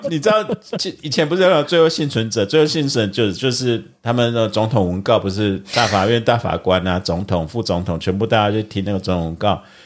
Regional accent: Taiwan; 我们台湾人

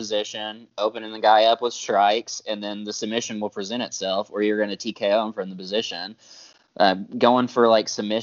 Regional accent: Oklahoma, United States; being here in my hometown

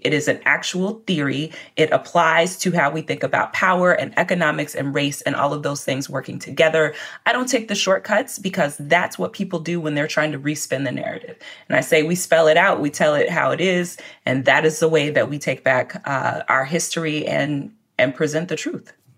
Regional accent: Lexington, Kentucky, United States; My hometown paper, the Lexington Herald-Leader

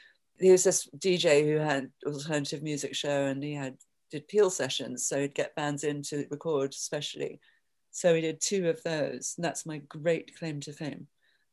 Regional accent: London, United Kingdom; now in New York, United States; I came to New York from London sort of accidentally

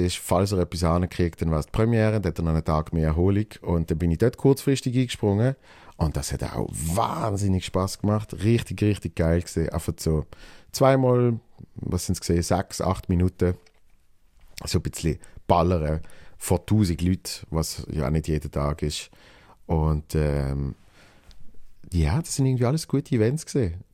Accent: Switzerland; Bruno, äh, Dreifuß und mich als Schweizer, damit so das Trinationale ist.

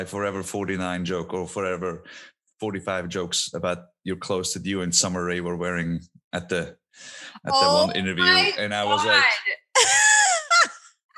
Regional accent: Switzerland; first language Swiss German; English is a second language; moved away as an adult; now in United States; two villages over from where I grew up

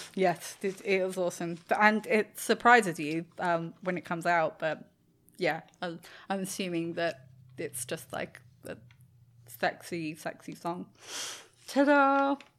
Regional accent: England, United Kingdom; now in Australia; being English in Australia

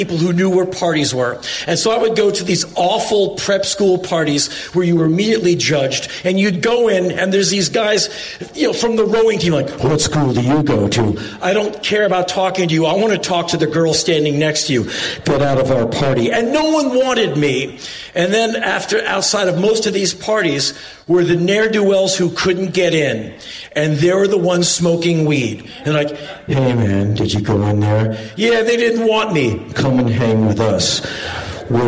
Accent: Washington, District of Columbia, United States; I come from Washington, D.C.

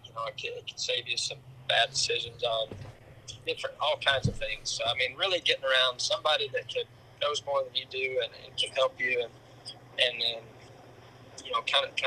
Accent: Throckmorton, Texas, United States; Throckmorton, Texas.

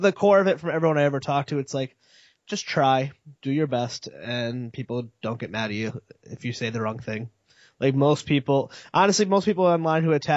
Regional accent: Connecticut, United States; moved away as an adult; I'm from Connecticut, and I moved here like 5 years ago

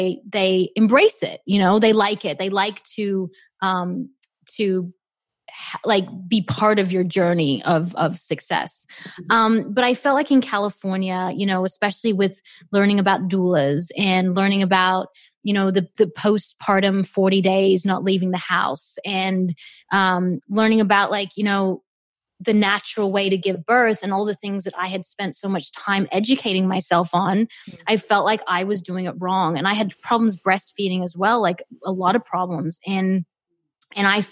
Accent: Australia; moved away as an adult; also born or lived in South Africa; now in Los Angeles, United States; I moved from South Africa to Australia

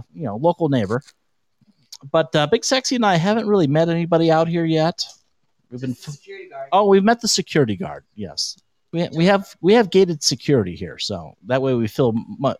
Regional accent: San Diego, California, United States; moved away as an adult; now in Las Vegas, United States; I'm from San Diego

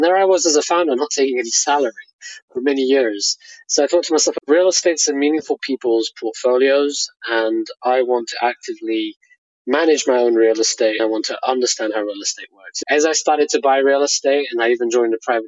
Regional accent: Hayes, London, United Kingdom; I grew up in Hayes, which is very close to Heathrow Airport.

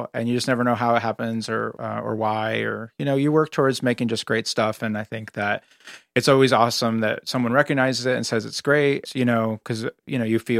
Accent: Northern California, United States; moved away as an adult; now in Los Angeles, United States; being an Angeleno as I am now, even though I grew up in Northern California, I consider myself an Angeleno in a lot of ways.

